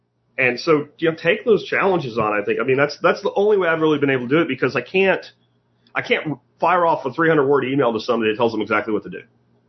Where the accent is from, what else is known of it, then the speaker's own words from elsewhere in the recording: Northeast, United States; And growing up in the Northeast woods, I've seen people spewing sweat, going in a circle without knowing it.